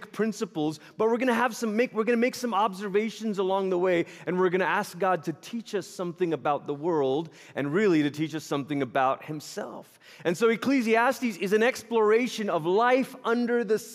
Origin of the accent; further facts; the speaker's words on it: Malaysia; moved away; I grew up in Malaysia. It's where I'm originally from. I was born there, raised there